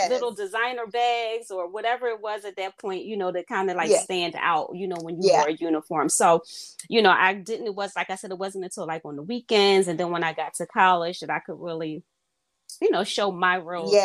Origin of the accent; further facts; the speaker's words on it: Philadelphia, Pennsylvania, United States; I am from Philadelphia, born and raised